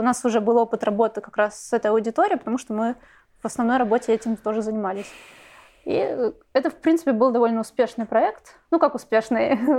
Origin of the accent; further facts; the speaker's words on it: Saint Petersburg, Russia; я из Петербурга, и Э, вуз — это политехнический университет